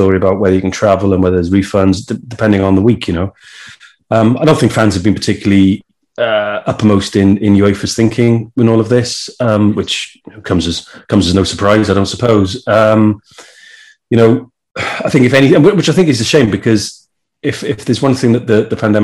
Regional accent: Wales, United Kingdom

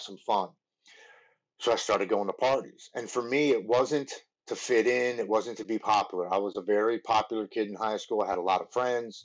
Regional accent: Baltimore, Maryland, United States; I grew up in Baltimore, Maryland. I've lived here my whole life.

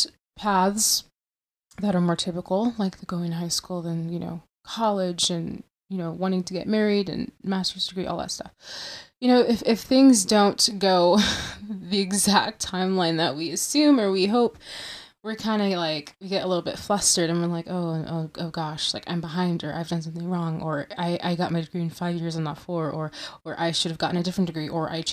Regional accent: Michigan, United States; I'm from Michigan

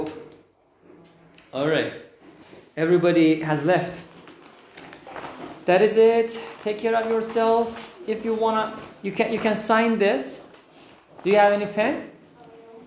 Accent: Iran; English is a second language; now in Turkey; I am from Iran.

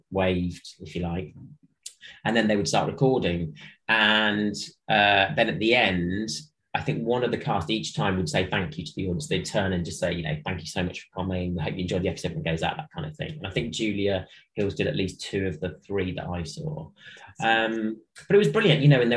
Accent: Midlands, United Kingdom; I was from the Midlands, so I started there in 1999

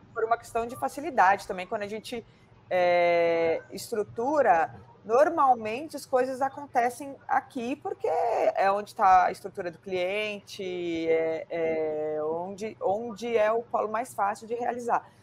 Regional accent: São Paulo, Brazil; somos de São Paulo

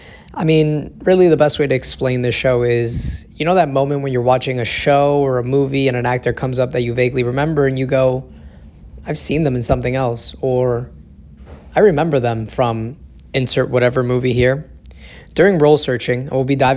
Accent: Passaic County, northern New Jersey, United States; I hail from Passaic County in northern New Jersey

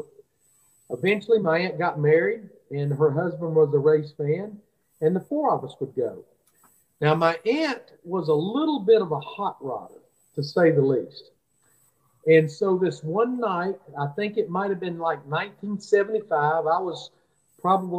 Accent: Birmingham, Alabama, United States; I'm from Birmingham, Alabama

